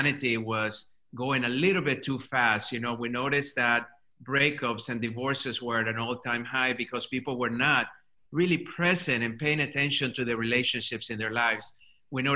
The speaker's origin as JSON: {"language": "English", "country": "Colombia", "second_language": "English", "moved": "yes", "lives_now": "United States", "said": "English is my second language. I'm an immigrant to this country. Come from Colombia, South America."}